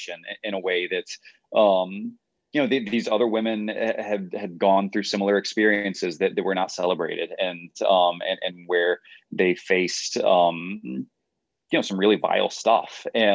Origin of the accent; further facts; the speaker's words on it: Atlanta, Georgia, United States; moved away as an adult; now in Nashville, United States; I was born here, but I grew up mostly in Atlanta